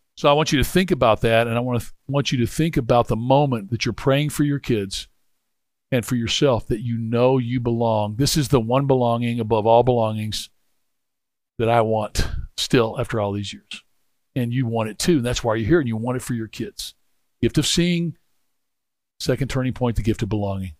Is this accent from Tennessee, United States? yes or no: yes; Memphis, Tennessee, United States; I grew up in Memphis